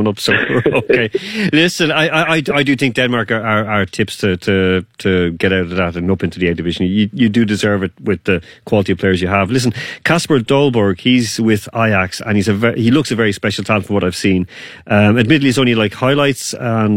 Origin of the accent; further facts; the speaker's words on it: Ireland; be a little bit more happy about being Irish